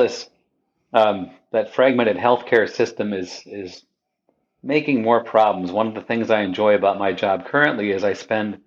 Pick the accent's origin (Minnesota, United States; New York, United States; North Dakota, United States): North Dakota, United States; near Windermere; moved away as an adult; also born or lived in San Diego, California / Redding, California; I grew up near Windermere, North Dakota